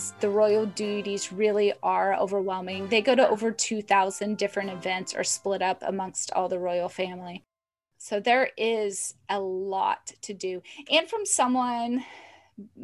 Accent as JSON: {"language": "English", "country": "United States", "said": "I'm an American"}